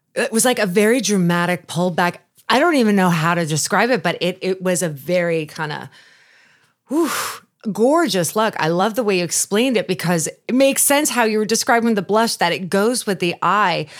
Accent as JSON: {"language": "English", "area": "Long Island", "region": "New York", "country": "United States", "tie": "born or raised there", "moved": "yes", "said": "I grew up on Long Island. I'm a New Yorker"}